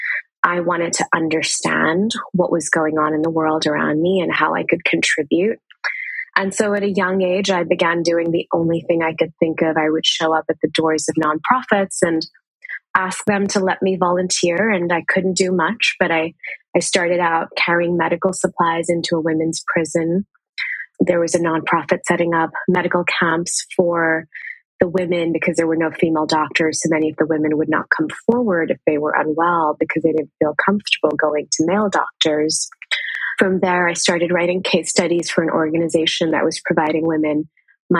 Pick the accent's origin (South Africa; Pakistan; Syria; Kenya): Pakistan; moved away as an adult; now in United States; I grew up in Pakistan